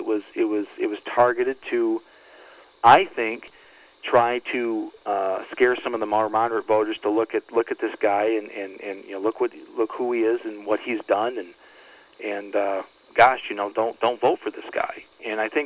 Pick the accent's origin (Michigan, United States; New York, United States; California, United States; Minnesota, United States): Michigan, United States; Flint; now in Detroit area, United States; I'm actually from Flint originally, just north of Flint